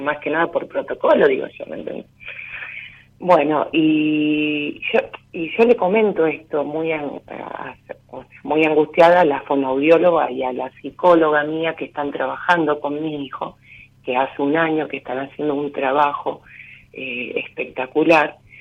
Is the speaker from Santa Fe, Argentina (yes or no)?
yes; Rosario, Santa Fe, Argentina; soy de Rosario